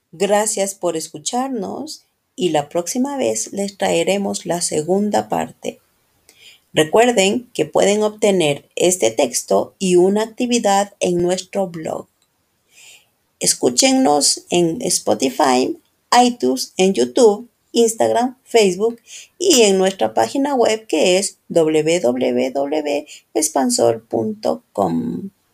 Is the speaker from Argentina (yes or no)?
no; Quito, Pichincha, Ecuador; soy de Quito, Ecuador